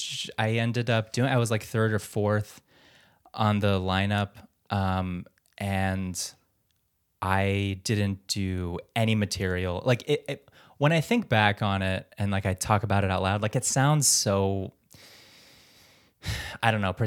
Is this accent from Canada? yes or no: no; Philippines; And I'm like, "I'm Filipino."